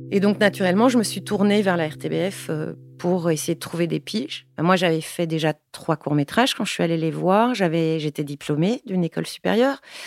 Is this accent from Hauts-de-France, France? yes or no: no; Paris, Île-de-France, France; moved away; also born or lived in Brussels; Je suis née à Ménilmontant, à la clinique des Bleuets